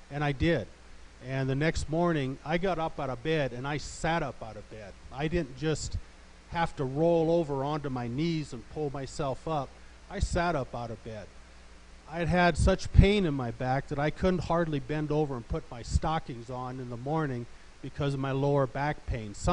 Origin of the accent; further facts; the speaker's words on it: Olathe, Colorado, United States; I'm from Olathe, Colorado